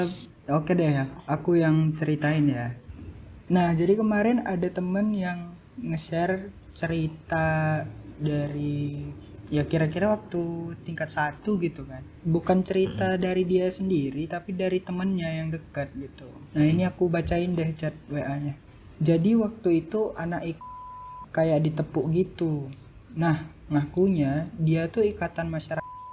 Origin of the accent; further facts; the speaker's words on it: North Sumatra, Indonesia; now in Jakarta, Indonesia; aku dari Sumatera Utara